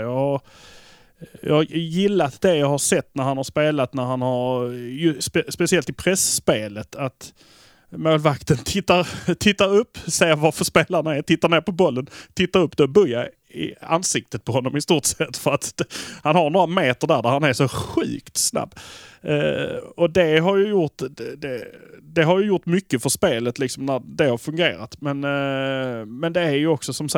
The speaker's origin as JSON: {"language": "Swedish", "town": "Malmö", "region": "Skåne", "country": "Sweden", "said": "vi är från Malmö"}